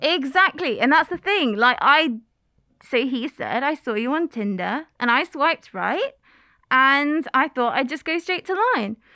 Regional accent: England, United Kingdom; moved away as an adult; now in Kagoshima, Japan; I am from England

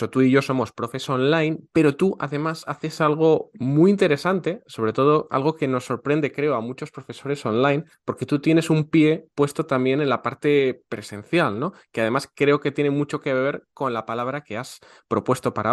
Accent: northern Spain, Spain

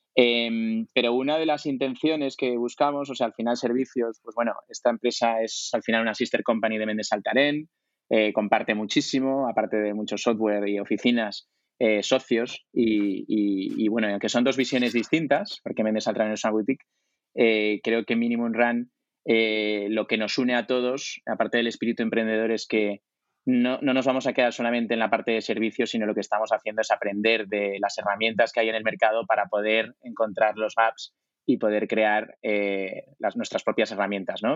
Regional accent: Zaragoza, Aragon, Spain; moved away; also born or lived in France / Italy / New York; soy de Zaragoza

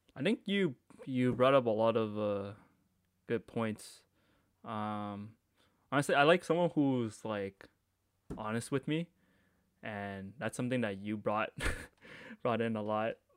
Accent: Markham, Ontario, Canada; I grew up in Markham.

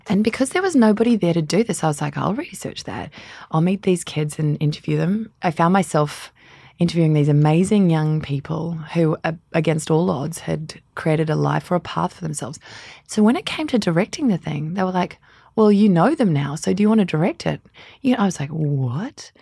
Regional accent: Canberra, Australian Capital Territory, Australia; also born or lived in London; now in New Zealand; I was born in Australia in a tiny place. Well, it's not that small, but on American standards, it is the capital, Canberra

